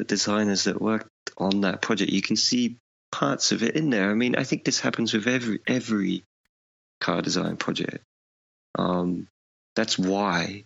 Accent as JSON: {"language": "English", "country": "United Kingdom", "said": "I'm British"}